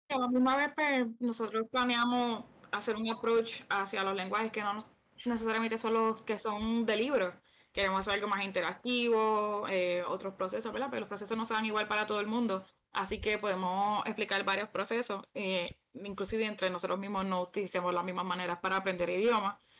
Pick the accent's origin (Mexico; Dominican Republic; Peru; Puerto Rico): Puerto Rico; Canóvanas; now in Thailand; Yo soy de Canovanas, Puerto Rico, pero estoy muy de Tailandia